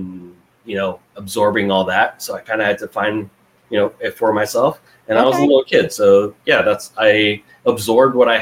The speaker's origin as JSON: {"language": "English", "region": "Florida", "country": "United States", "tie": "born or raised there", "said": "I grew up in Florida, as did Owen. But I wasn't born here"}